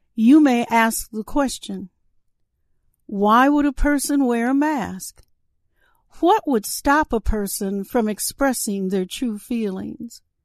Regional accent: Saint Paul, Minnesota, United States; My hometown is Saint Paul, Minnesota.

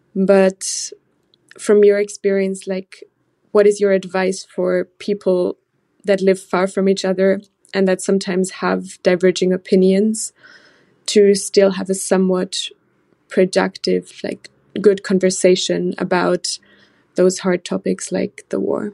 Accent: Germany; moved away as an adult; now in Netherlands; I'm originally from Germany, uh, but a student right now in the Netherlands.

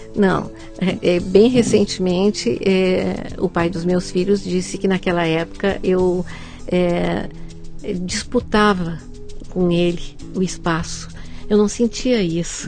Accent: Porto Alegre, Rio Grande do Sul, Brazil; Sou gaúcha, nascida em Porto Alegre

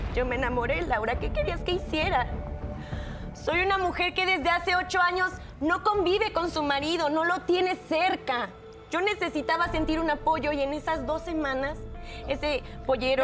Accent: Chilpancingo, Guerrero, Mexico; yo vivo en Guerrero, eh, soy de Chilpancingo

